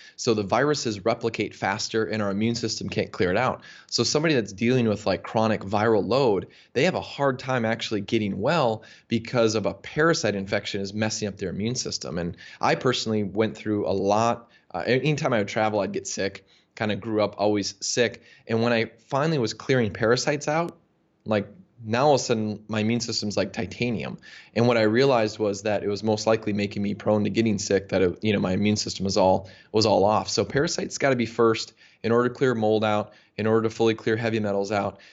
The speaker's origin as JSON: {"language": "English", "country": "United States", "tie": "born or raised there", "said": "I grew up in the United States"}